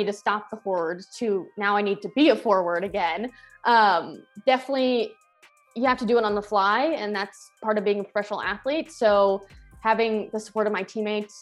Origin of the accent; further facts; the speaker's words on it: Washington, District of Columbia, United States; now in Los Angeles, United States; in my hometown, in front of like 20 plus family and friends.